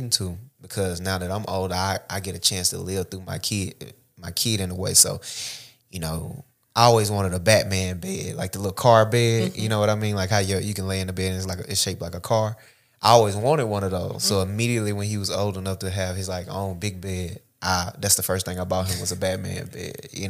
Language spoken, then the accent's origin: English; Oak Hill, Tennessee, United States; Because I'm from Oak Hill, so, you know, that's the country of the country, like, out of city limits of the country.